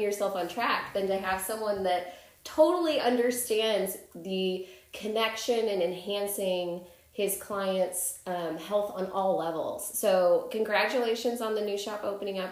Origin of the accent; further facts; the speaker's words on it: Chicago, Illinois, United States; I'm from Chicago